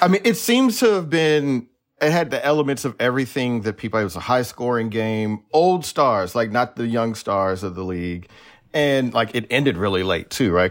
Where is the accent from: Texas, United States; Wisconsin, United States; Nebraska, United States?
Texas, United States; Houston; also born or lived in Missouri City, Texas; now in Bay Area, United States; I'm also from Houston